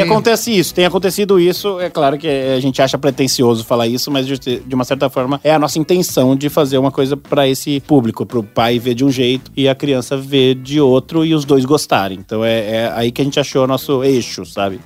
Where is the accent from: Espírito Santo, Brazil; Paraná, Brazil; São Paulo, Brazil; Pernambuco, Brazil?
São Paulo, Brazil; eu sou de São Paulo